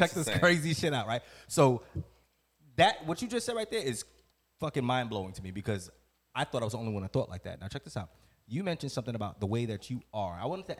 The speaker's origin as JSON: {"language": "English", "country": "Trinidad & Tobago", "said": "I'm Trinidadian."}